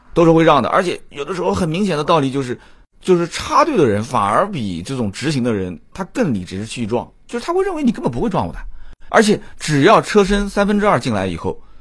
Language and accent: Chinese; Nanjing, Jiangsu, China; 我南京人啊